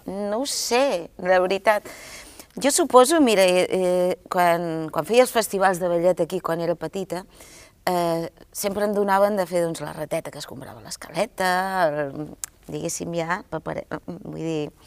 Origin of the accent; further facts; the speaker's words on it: Girona, Catalonia, Spain; vinc de Girona